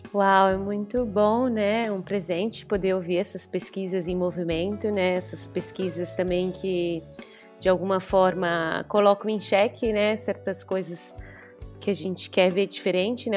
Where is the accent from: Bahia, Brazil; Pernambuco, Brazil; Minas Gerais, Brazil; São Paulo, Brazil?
São Paulo, Brazil; moved away as an adult; also born or lived in Rio de Janeiro; now in Sicily, Italy; eu sou de São Paulo, estou finalizando meu doutorado no Rio e hoje me encontro aqui no sul da Itália, na Sicília